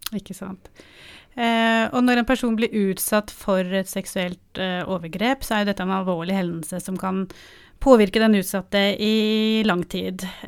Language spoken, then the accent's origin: Norwegian; Oslo, Norway; jeg er fra Oslo